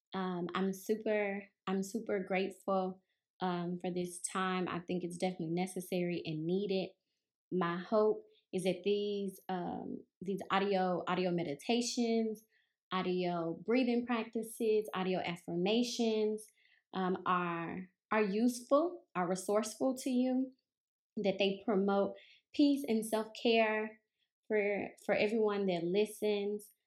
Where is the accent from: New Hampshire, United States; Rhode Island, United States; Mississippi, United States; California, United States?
Mississippi, United States; moved away as an adult; also born or lived in New Orleans, Louisiana / Memphis, Tennessee; I was born and raised in Mississippi